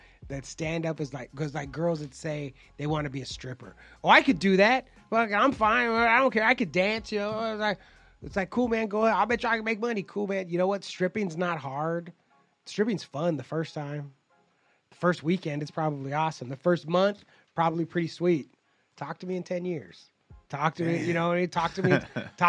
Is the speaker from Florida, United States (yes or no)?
no; South Bay, California, United States; I'm from the South Bay